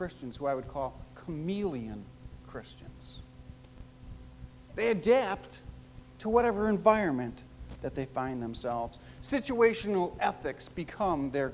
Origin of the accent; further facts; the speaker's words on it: Chicago, Illinois, United States; I grew up in Chicago as one of four boys living in a blue-collar neighborhood